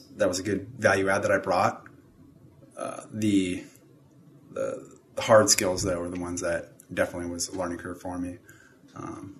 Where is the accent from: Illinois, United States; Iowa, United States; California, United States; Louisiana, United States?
California, United States; Southern; moved away as an adult; I grew up in Southern California